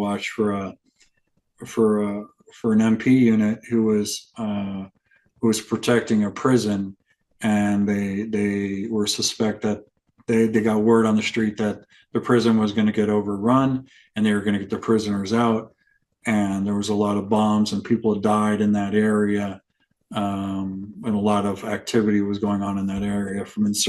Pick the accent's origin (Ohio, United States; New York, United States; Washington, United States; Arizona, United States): Arizona, United States; I came from Arizona